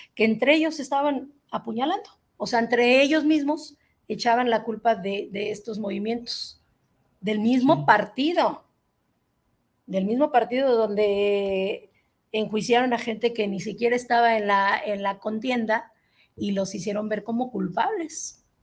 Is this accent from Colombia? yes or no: no; Mexico; como mexicana